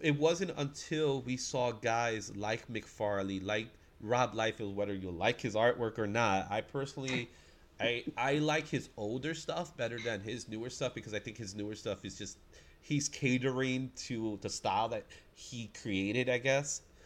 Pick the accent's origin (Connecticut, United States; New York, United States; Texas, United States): New York, United States; New York City; I'm I'm a Bronx kid, man. I'm a New Yorker